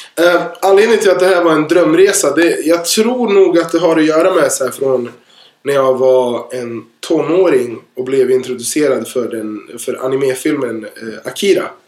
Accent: Örebro, Örebro County, Sweden; Jag kommer ju från en liten stad, jag kommer ju från Örebro

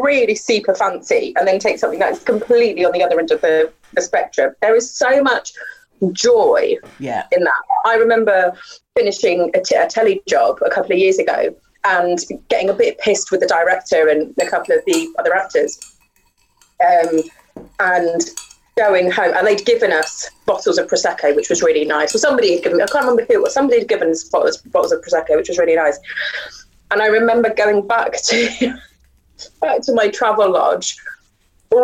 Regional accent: Gravesend, South East England, United Kingdom; I grew up in Gravesend

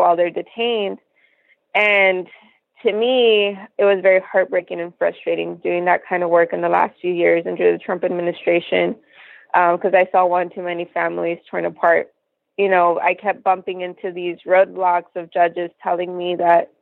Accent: Laredo, Texas, United States; I was born and raised here in Laredo, Texas

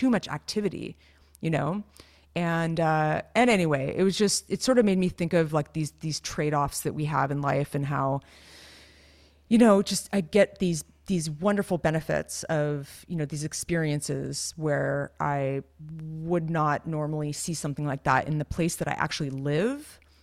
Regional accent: California, United States; the growing up in California thing

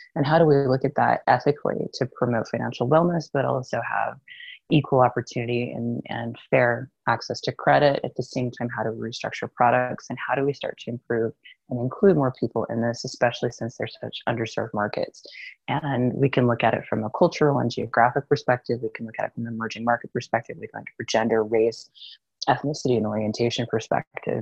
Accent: United States; moved away; it's Especially funny being an American, yeah, who doesn't live there

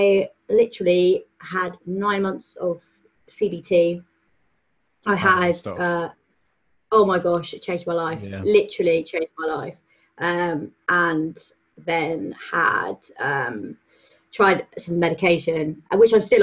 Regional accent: Cornwall, South West England, United Kingdom; I'm from Cornwall, so, small town

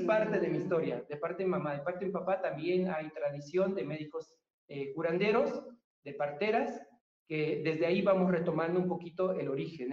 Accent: Tamazunchale, San Luis Potosí, Mexico; moved away; also born or lived in Colima; Nací en Tamazunchale, en una chocita, está todavía

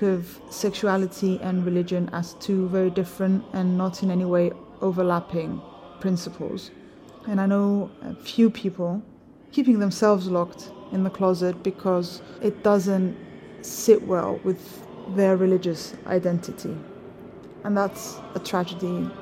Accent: Cyprus; We do speak Greek, but the Cypriot dialect is quite peculiar

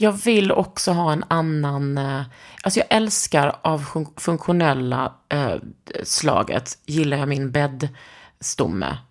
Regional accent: Skåne, Sweden; Jag är från Skåne, inte Norge.

